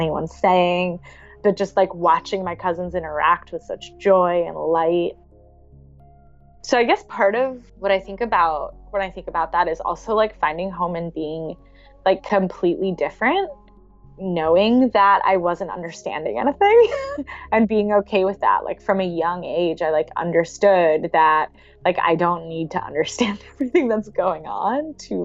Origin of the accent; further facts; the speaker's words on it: Princeton, New Jersey, United States; moved away as an adult; I grew up in Jersey, but I don't have deep ancestral ties to Jersey.